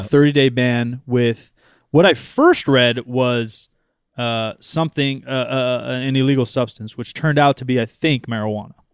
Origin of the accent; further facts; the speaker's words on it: United States; I'm fucking American